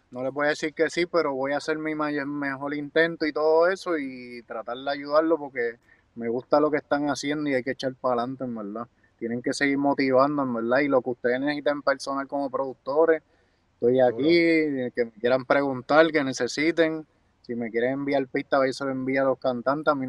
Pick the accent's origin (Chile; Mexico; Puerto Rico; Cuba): Puerto Rico; Guaynabo; Ahí me crié yo en Guaynabo, yo salí de Guaynabo para que sepan.